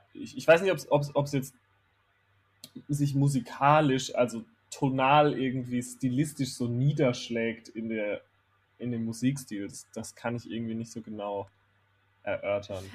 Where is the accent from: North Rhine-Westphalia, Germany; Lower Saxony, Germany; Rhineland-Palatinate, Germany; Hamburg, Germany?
Rhineland-Palatinate, Germany; Herxheim bei Landau; moved away as an adult; also born or lived in Kandel; ich bin in Kandel geboren, weil in Herxheim bei Landau in der Pfalz, wo ich aufgewachsen ah. bin, gibt es kein Krankenhaus